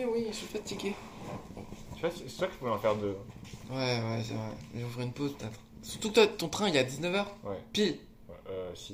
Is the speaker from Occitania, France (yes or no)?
no; Lille, Hauts-de-France, France; now in Paris, France; Tu sens chez moi, à Lille